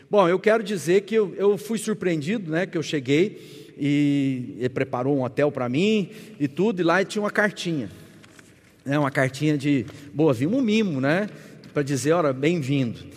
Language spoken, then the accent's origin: Portuguese; Uberlândia, Minas Gerais, Brazil; Bom, eu, eu sou de Uberlândia, né, lá no Triângulo Mineiro, sou pastor da Igreja Sal da Terra